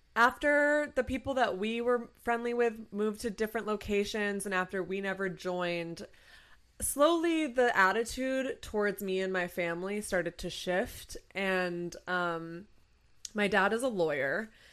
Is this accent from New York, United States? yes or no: no; Rutland, Vermont, United States; moved away; I don't live in Vermont, but I'm from Vermont. Mm-hmm specifically Rutland, Vermont